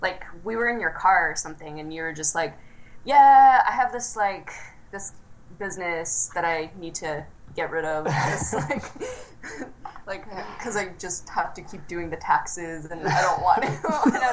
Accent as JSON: {"language": "English", "town": "Seattle", "region": "Washington", "country": "United States", "said": "I'm from Seattle."}